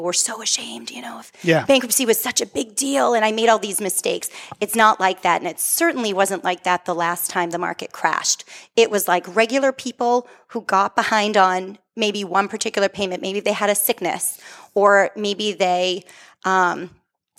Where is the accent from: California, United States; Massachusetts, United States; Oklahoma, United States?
Massachusetts, United States; Methuen; I grew up on the West End. I am born and bred in Methuen.